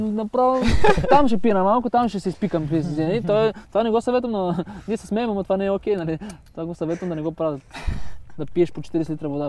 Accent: Bulgaria; казвам България

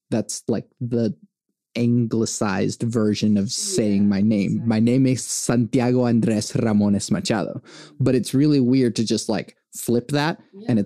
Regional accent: Venezuela; born there; because I was born in Venezuela.

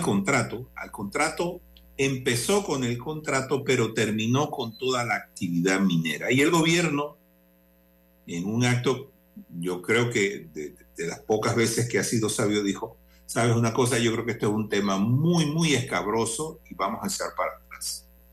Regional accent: Panama; aquí todos somos panameños

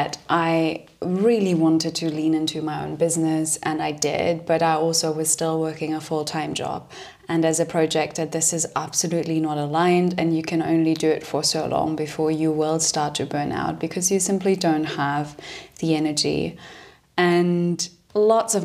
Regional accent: Germany; moved away as an adult; also born or lived in London; I'm originally from Germany

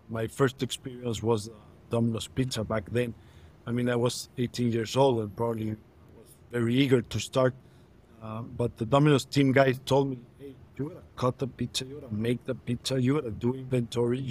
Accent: Mexico City, Mexico; I'm born and raised in Mexico City

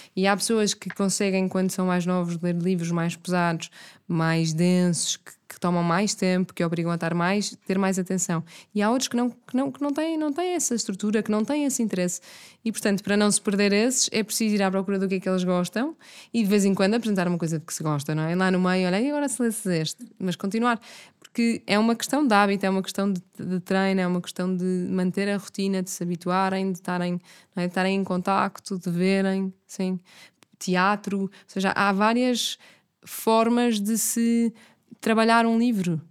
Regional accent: Miramar, Porto District, Portugal; now in Lisbon, Portugal; imensas memórias da minha infância em Miramar, eh, de andar sempre na rua, de no primeiro ciclo não ter aulas à tarde e por isso o que eu fazia à tarde era andar a explorar Miramar

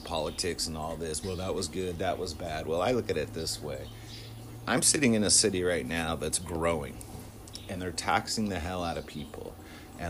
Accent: Southern California, United States; when I was a kid, I grew up in Southern California in the 70s, 80s, and 90s.

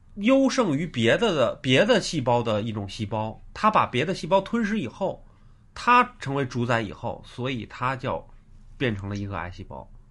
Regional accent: Beijing, China; 咱们北京人

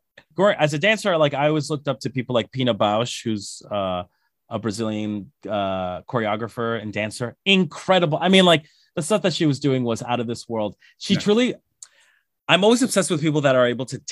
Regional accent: Colombia; moved away; I'm from Colombia. I'm from South America

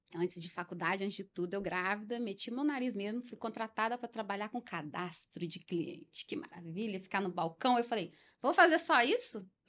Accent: Brazil; eu cresci em José de Anchieta

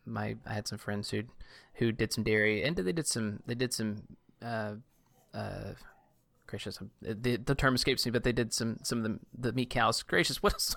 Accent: Southeast Louisiana, United States; I grew up in Southeast Louisiana

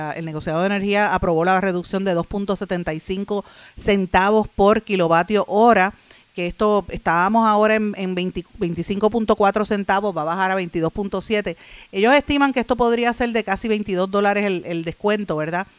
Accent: Puerto Rico; uno como, puertorriqueño, como puertorriqueña

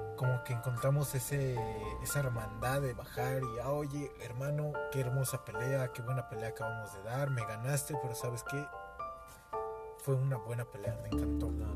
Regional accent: Mexico; siendo mexicanos

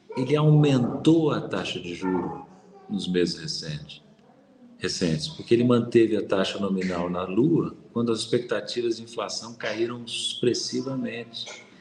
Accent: Brazil; Nós somos brasileiros

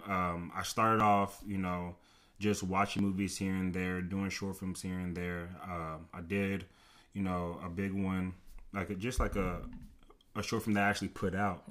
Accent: Rowlett, Texas, United States; many people know me, um, just from Rowlett. I graduated in, in twenty fifteen

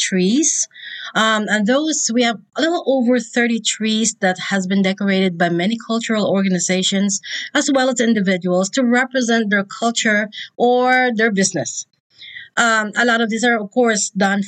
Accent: Philippines; now in Indianapolis, United States; the Philippines, because that's where I'm from

